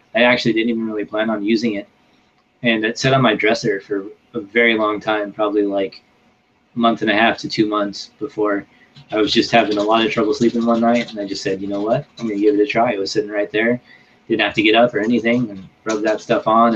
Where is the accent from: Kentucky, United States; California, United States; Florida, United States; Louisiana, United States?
California, United States; Northern; moved away; in my hometown in Northern California